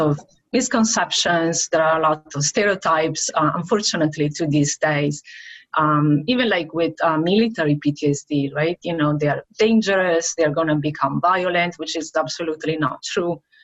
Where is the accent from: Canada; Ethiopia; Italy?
Italy; Venice, Veneto; moved away as an adult; now in Brandon, United States; from Italy, from the Venice area